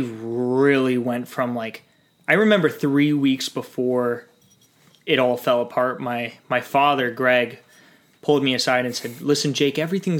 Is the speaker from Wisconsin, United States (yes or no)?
no; New York City, New York, United States; I was born in New York City to my mom, who was a flight attendant